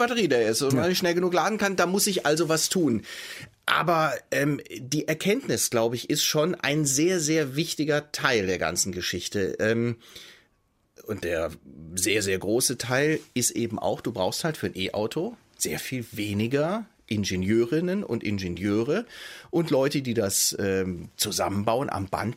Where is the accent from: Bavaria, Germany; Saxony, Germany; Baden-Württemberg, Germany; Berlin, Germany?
Baden-Württemberg, Germany; Stuttgart; ich komme aus Stuttgart gebürtig. Ich weiß, dass der, ähm, der Wohlstand meiner Heimatstadt untrennbar verbunden ist